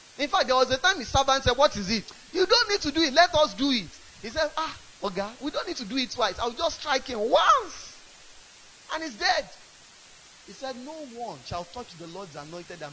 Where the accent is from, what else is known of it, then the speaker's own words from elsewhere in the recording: Ibadan, Oyo, Nigeria; I grew up in Ibadan.